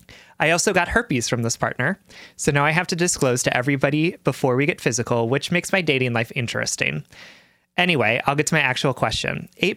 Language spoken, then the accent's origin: English; Deep South, United States; I grew up in the Deep South in a very religious community